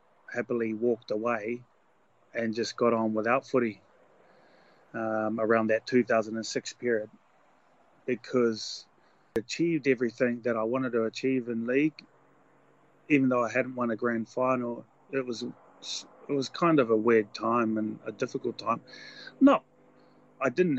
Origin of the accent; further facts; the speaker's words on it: New Zealand; a avid, proud Kiwi